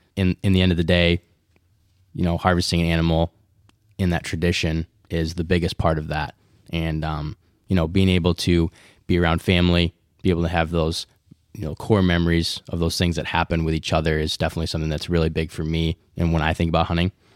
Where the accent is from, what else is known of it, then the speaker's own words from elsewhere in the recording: West Michigan, United States; We're three men from West Michigan